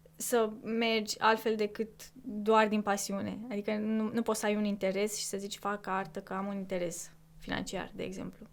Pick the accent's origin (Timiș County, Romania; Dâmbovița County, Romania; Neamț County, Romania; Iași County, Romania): Dâmbovița County, Romania; Corbii Mari; moved away; din Corbi Mare, de unde sunt eu